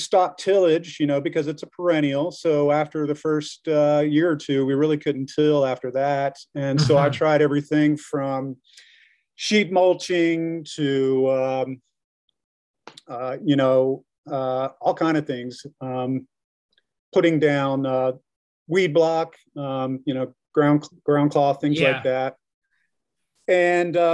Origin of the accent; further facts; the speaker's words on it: Greenville, South Carolina, United States; now in Ware Shoals, United States; I am from Greenville, South Carolina, so I didn't grow up here in the area. I was a suburban kid